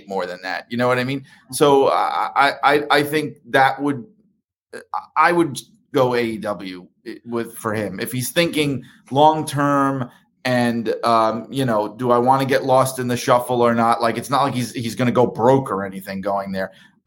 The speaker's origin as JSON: {"language": "English", "country": "United States", "said": "I'm American"}